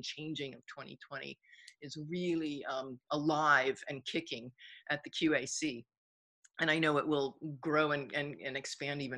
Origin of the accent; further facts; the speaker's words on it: Long Island, New York, United States; moved away; I grew up in Long Island. I lived in the city for like 13 years.